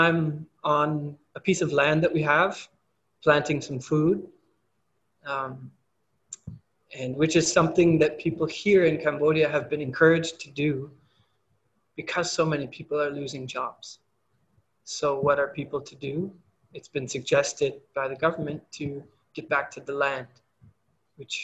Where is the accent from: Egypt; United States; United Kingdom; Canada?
Canada; moved away as an adult; I have problems in my hometown with things like that in Canada